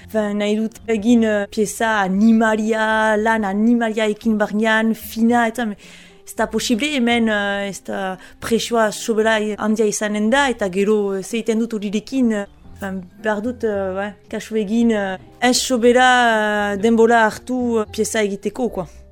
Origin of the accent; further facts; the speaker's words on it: Bunus, Nouvelle-Aquitaine, France; moved away; also born or lived in Paris; sortzez bunuztara